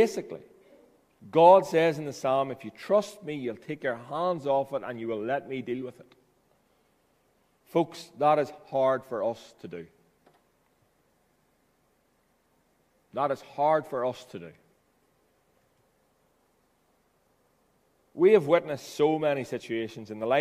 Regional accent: Ballyroney, Northern Ireland, United Kingdom; I came home from Ballyroney BB enrollment. I was 7 years of age.

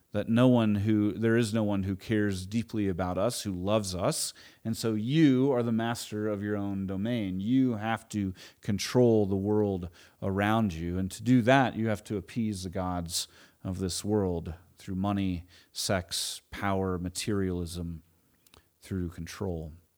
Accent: Edmond, Oklahoma, United States; also born or lived in Tulsa, Oklahoma; We moved from Edmond, Oklahoma, Oklahoma City area to Tulsa.

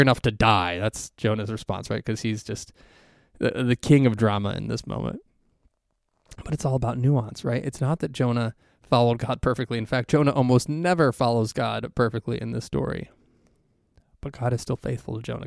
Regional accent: Ohio, United States; moved away as an adult; now in Texas, United States; We're both from Ohio originally

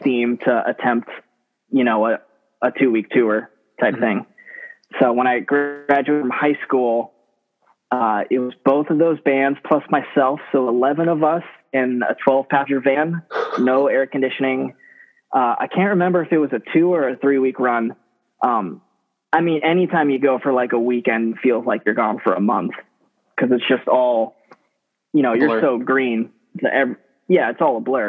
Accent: Nashville, Tennessee, United States; moved away as an adult; also born or lived in Tampa, Florida / Lakeland, Florida; I'm from Nashville originally

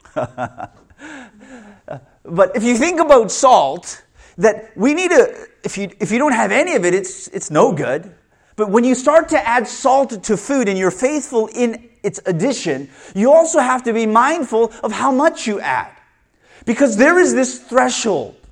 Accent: Canada; I was born in Canada

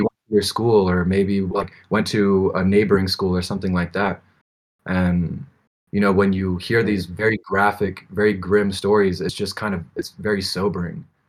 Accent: United States; moved away as an adult; now in Mexico; I'm American.

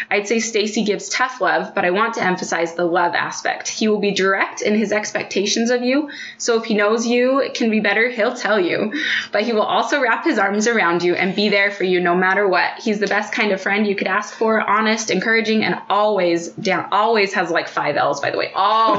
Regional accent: Texas, United States; He'll joke it's some form of Texan hospitality that's been instilled in him, but I grew up in Texas too

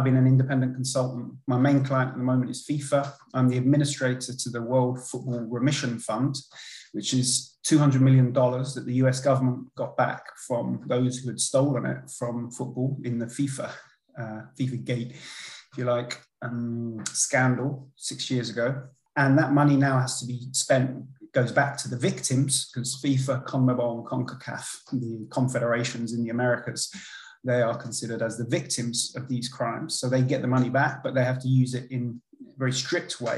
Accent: London, United Kingdom; first language English; also born or lived in Paris, France; my mum and dad, who were both English, were working there at the time, but they moved back when I was a toddler.

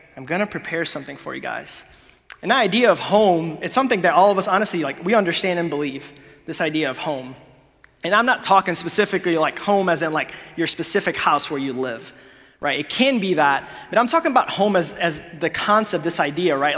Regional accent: Honduras; moved away; I'm from Honduras

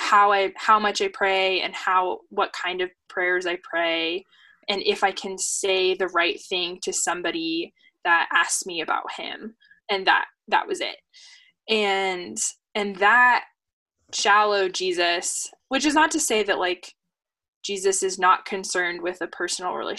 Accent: Seattle, Washington, United States; living and growing up in Seattle and going to public school in Seattle

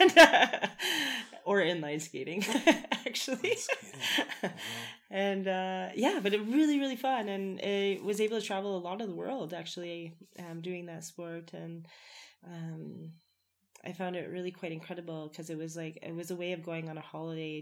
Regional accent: Winnipeg, Manitoba, Canada; now in Canmore, Canada; I come from Winnipeg, Manitoba

